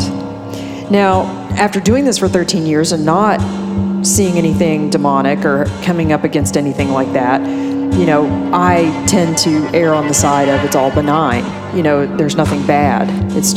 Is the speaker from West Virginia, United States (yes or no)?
yes; West Virginia, United States; moved away; my childhood and growing up in West Virginia